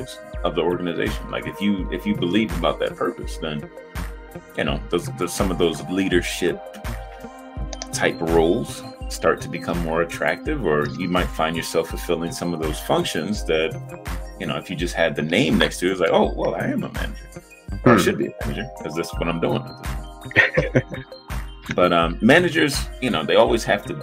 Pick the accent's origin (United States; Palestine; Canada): United States; Hartford, Connecticut; moved away; I'm from Hartford